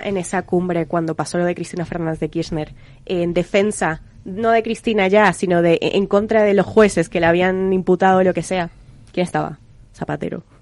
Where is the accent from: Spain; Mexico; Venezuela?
Venezuela; yo que soy venezolana